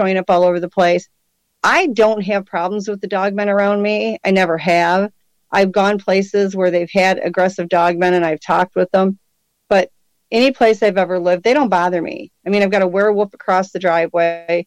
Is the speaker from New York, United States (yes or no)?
no; Michigan, United States; I was born and raised in Michigan